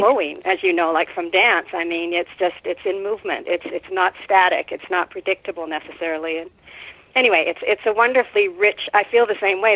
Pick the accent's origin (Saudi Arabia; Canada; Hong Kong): Canada; Winnipeg, Manitoba; moved away as an adult; also born or lived in Carmel, California / Mendocino, California; now in California, United States; I grew up in Winnipeg